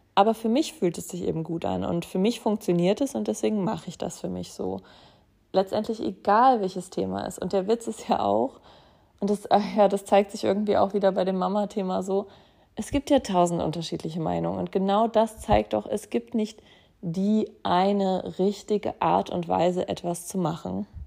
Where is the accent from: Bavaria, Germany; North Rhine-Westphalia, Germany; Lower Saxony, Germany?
Lower Saxony, Germany; Braunschweig; moved away; in meinem Heimatort Braunschweig